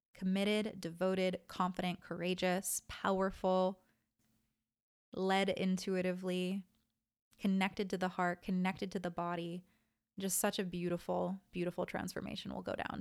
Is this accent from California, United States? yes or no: yes; Southern California, United States; now in Austin, United States; I'm from Southern California